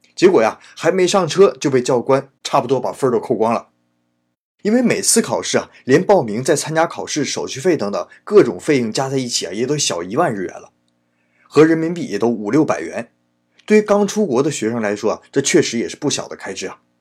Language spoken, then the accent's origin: Chinese; Northeast China, China; accent: Northeastern; moved away as an adult; now in Japan; 不光是中国人呐，咱还是东北老乡呢